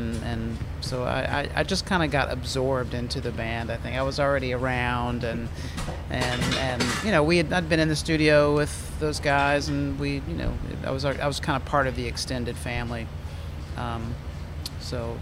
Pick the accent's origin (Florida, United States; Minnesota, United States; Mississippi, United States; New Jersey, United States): Mississippi, United States; moved away; also born or lived in New Orleans; I'm from Mississippi